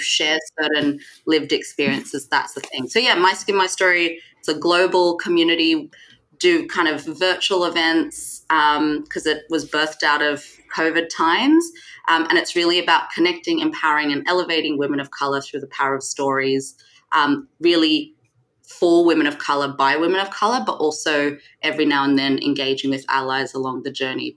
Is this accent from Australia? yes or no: yes; Sydney, New South Wales, Australia; moved away as an adult; also born or lived in Singapore; now in London, United Kingdom; I was born in Singapore, uh, but when I was about three or four, my parents moved to Sydney, Australia, where I grew up.